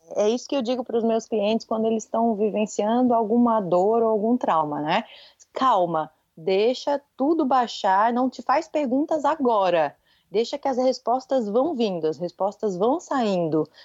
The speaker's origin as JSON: {"language": "Portuguese", "town": "Florianópolis", "region": "Santa Catarina", "country": "Brazil", "tie": "born or raised there", "accent": "manezinho (Florianópolis island accent)", "said": "eu moro em Florianópolis e sou daqui, eu sou manezinha da ilha típica"}